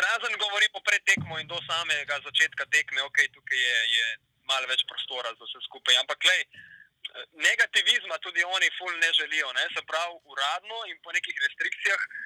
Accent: Primorska, Slovenia; prihajam iz Primorske, delal na različnih medijih tukaj na obali

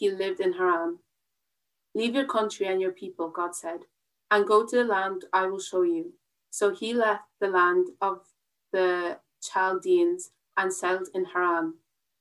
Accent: Wexford, Leinster, Ireland; I'm from Wexford

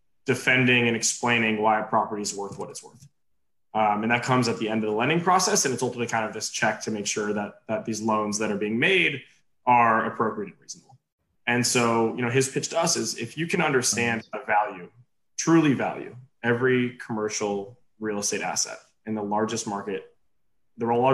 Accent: California, United States; moved away as an adult; also born or lived in Philadelphia; now in New York City, United States; I grew up in California and then went to school in Philadelphia

